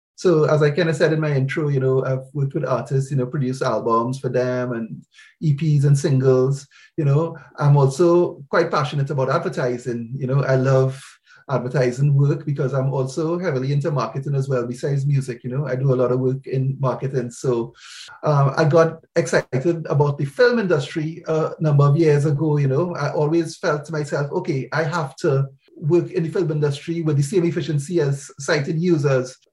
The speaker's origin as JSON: {"language": "English", "country": "Trinidad & Tobago", "moved": "yes", "lives_now": "United Kingdom", "said": "I'm from Trinidad in the Caribbean"}